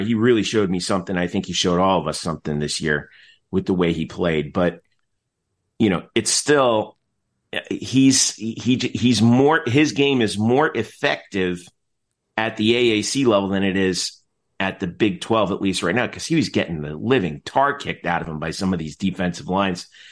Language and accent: English; Nutley, New Jersey, United States; moved away; I'm from Nutley.